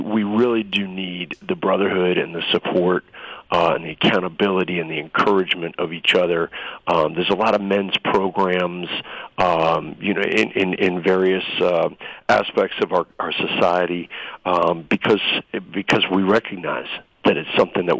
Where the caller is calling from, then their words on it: Kuwait; I can actually right now. I'm calling from Kuwait.